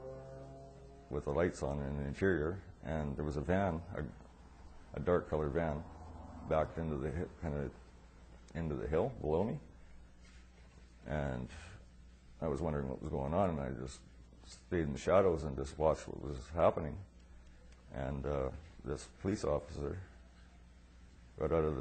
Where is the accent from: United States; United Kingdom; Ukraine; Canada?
Canada; Quesnel, British Columbia; I was born in Quesnel, B.C., where I've lived all my life.